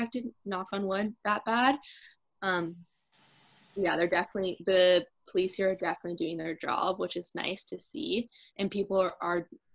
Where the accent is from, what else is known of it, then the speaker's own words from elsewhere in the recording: Campbellford, Ontario, Canada; moved away as an adult; now in Kingston, Canada; I'm from Campbellford